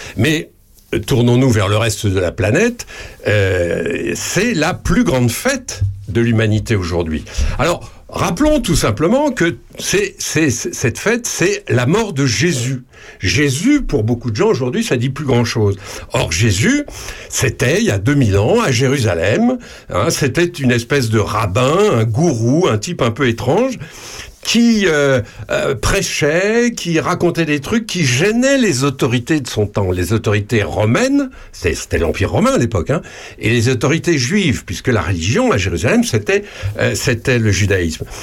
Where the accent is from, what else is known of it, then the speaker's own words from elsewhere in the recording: France; chez nous en France